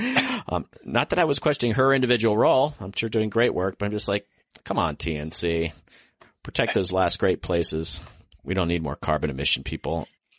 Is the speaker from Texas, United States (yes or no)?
no; Florida, United States; now in Washington, D.C., United States; I grew up in Florida